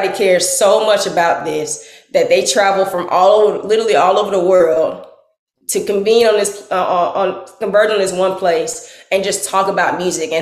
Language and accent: English; Tallahassee, Florida, United States; I'm from Tallahassee